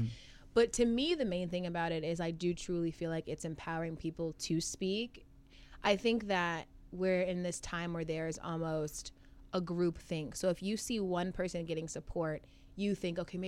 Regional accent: Atlanta, Georgia, United States; moved away as an adult; also born or lived in Chicago; now in New York, United States; I'm from the suburbs of Atlanta, so you know. So I don't have that like Atlanta cuz accent

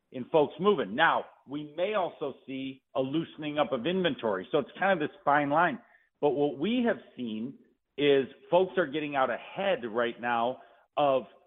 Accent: Detroit, Michigan, United States; born and raised in Detroit

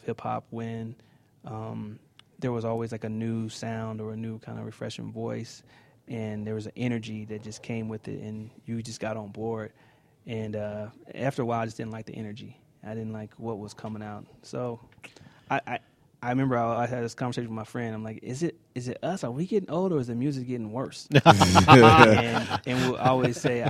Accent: Kansas City, United States; I'm from Kansas City. Okay. Born and raised.

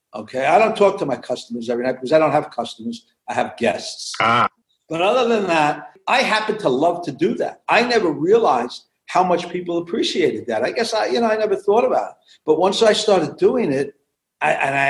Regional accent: New York City, New York, United States; moved away as an adult; also born or lived in central New Jersey; we grew up in Brooklyn. We wanted to have a little more elbow room. We moved out in 1983 to central New Jersey

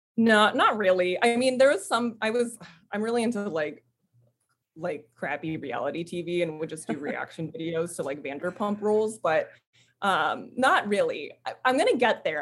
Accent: United States; now in San Diego, United States; I'm Filipino, first generation Filipino American. Both my parents emigrated to the States

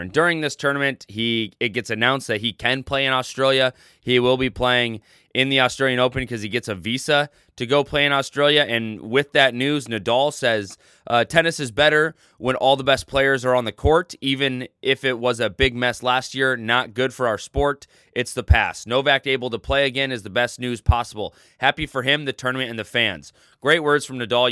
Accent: United States; being an American and not knowing Italian.

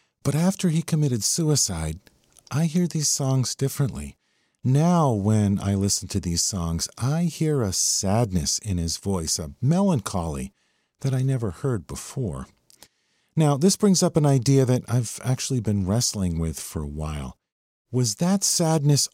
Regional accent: Massachusetts, United States; I grew up in Massachusetts and I was heading into the seventh grade

